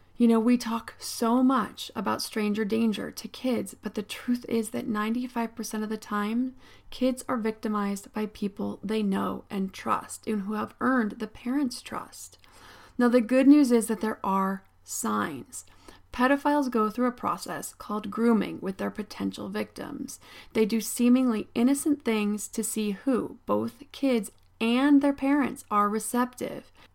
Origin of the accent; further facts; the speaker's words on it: State College, Pennsylvania, United States; I grew up in State College, Pennsylvania